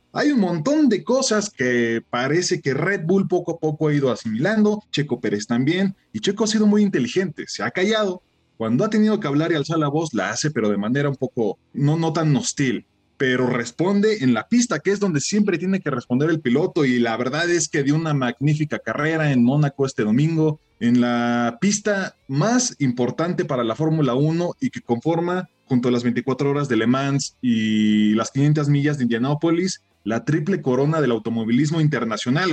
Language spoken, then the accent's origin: Spanish; Mexico; como mexicanos